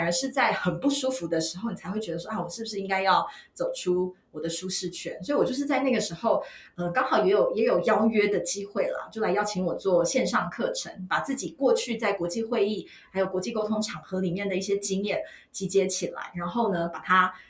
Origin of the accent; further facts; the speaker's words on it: Taitung, Taitung County, Taiwan; moved away; 我也是台东女中毕业的